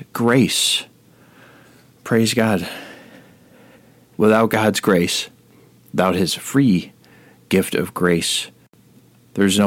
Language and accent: English; Rome, New York, United States; my hometown of Rome, New York